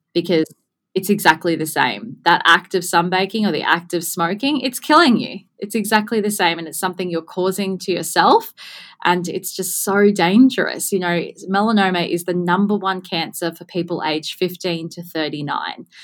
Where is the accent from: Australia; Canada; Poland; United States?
Australia; Gold Coast, Queensland; born and bred on the Gold Coast